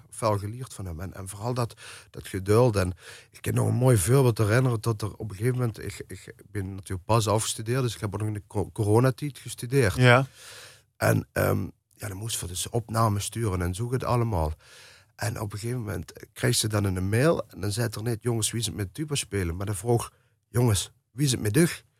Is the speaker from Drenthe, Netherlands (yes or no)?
no; Eijsden, Limburg, Netherlands; ik ben natuurlijk opgegroeid in IJsden het, het, het dorp hoe Bronk eh, leeft en processie leeft.